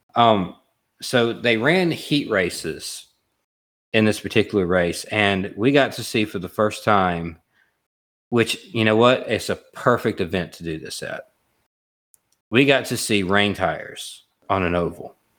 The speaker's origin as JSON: {"language": "English", "region": "Alabama", "country": "United States", "said": "I'm from Alabama, and I've been to Talladega a lot of times"}